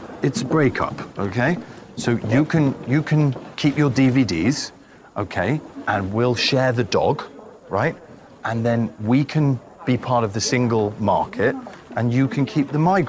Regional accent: England, United Kingdom; as an Englishman

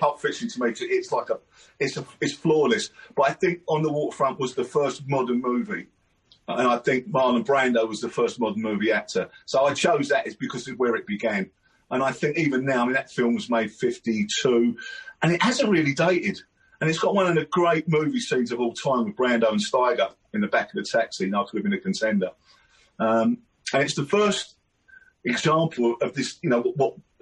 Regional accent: London, United Kingdom; I'm from South London, so I grew up in a place called Downing, which is near Catford

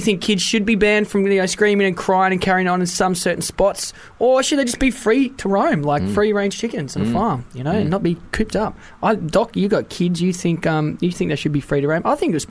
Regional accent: Wales, United Kingdom; Oh, no, I'm Welsh.

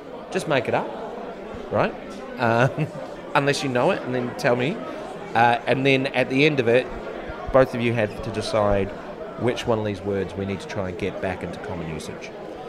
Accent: Yorkshire and the Humber, United Kingdom; accent: Yorkshire; That's my Yorkshire accent.

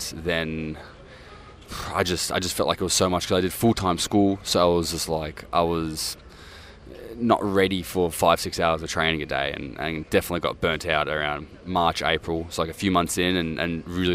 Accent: Australia; I was born and raised in Australia

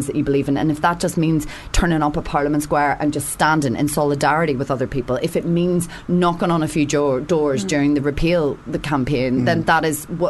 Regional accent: Northern Ireland, United Kingdom; now in England; being from Northern Ireland, I come from conflict.

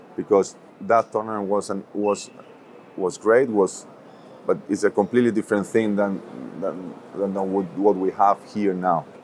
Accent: Toledo, Castilla-La Mancha, Spain; also born or lived in Madrid; a lot of people consider myself born and raised here in Madrid, even though I was born in Toledo, which is another city, um, 45 minutes away only

